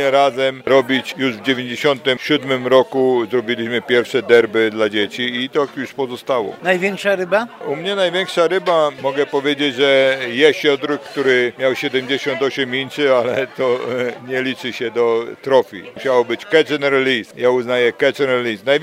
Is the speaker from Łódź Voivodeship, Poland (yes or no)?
yes; Łódź, Łódź Voivodeship, Poland; moved away as an adult; now in United States; pochodzę z miasta miasto Łodzi, gdzie problem e, z wodą, nie mieliśmy żadnej rzeki, nie mieliśmy żadnych jezior, więc e, przyjechałem tu do Ameryki 50 lat prawie